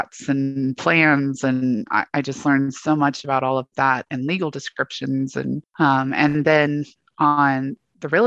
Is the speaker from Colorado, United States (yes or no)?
yes; Northern Colorado, United States; also born or lived in Coos Bay, Oregon; I grew up in Northern Colorado. I was actually born in Coos Bay, Oregon.